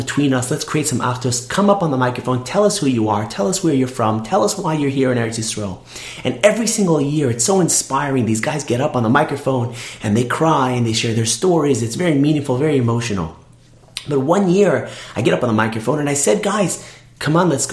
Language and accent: English; Toronto, Ontario, Canada; I'm from Toronto